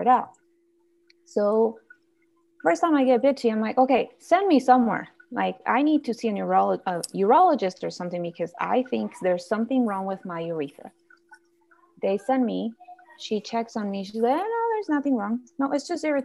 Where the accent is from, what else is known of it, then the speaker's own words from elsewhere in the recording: Guatemala; now in United States; I'm originally from Guatemala. So I went down to visit my family